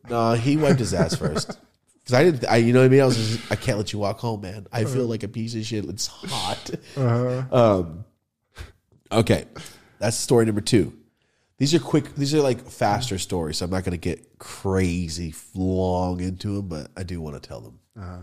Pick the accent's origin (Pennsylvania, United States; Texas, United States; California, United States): California, United States; Merced; Anyway, when I'm from Merced right there, Los Banos.